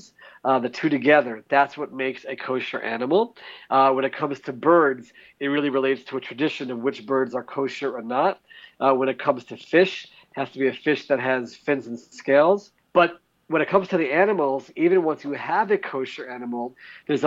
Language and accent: English; Maryland, United States; now in Israel; growing up in Maryland.